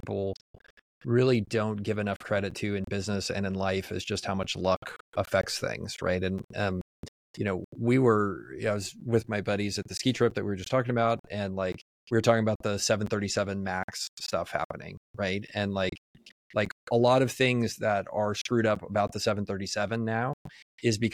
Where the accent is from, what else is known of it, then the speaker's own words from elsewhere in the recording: Texas, United States; I was born in the United States. I was born in Texas.